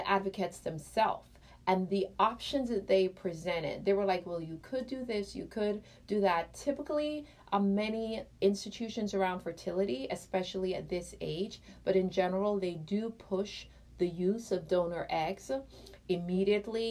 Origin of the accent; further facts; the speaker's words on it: Jamaica; I'm Jamaican